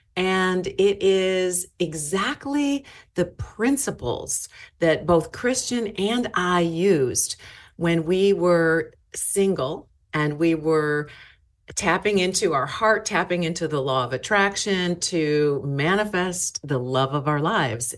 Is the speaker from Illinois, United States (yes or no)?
yes; Chicago, Illinois, United States; now in Seattle, United States; I, I started out in Chicago.